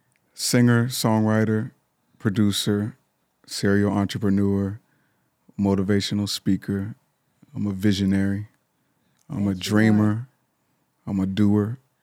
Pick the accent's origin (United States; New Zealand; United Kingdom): United States; Pittsburgh, Pennsylvania; I'm from Pittsburgh, Pennsylvania.